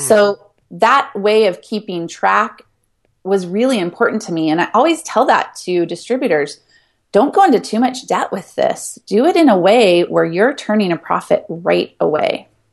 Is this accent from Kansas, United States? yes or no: no; Ashland, Oregon, United States; moved away; also born or lived in Hawaii; my hometown of Ashland, Oregon